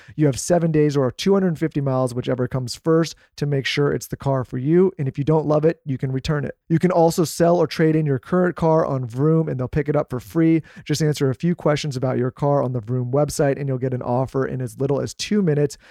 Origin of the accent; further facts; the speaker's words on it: California, United States; moved away; we're from California